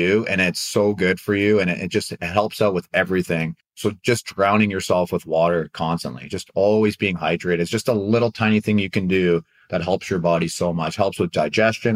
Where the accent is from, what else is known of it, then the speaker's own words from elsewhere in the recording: Canada; moved away as an adult; also born or lived in Anaheim, United States; now in United States; I'm a Canadian living in the U.S.